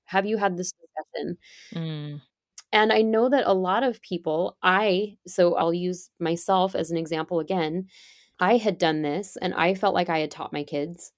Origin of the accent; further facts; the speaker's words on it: California, United States; So I grew up in California and I ended up back here. I live in California now.